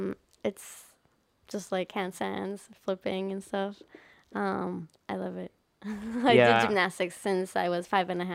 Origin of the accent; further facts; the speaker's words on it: Ovda, Israel; also born or lived in Hatzerim / Re'ut; I was born in Ovda, which is an air base.